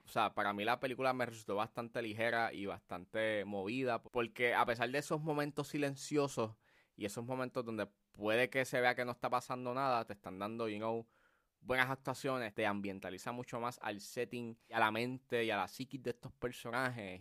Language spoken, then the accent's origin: Spanish; Puerto Rico; accent: Puerto Rican; nuestro acento